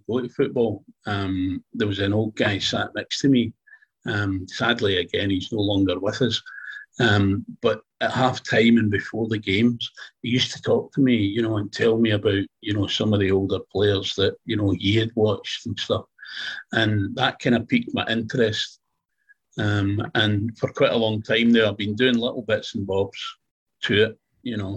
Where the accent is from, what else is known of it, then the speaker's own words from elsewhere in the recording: Glasgow, Scotland, United Kingdom; also born or lived in Fife; I'm from Glasgow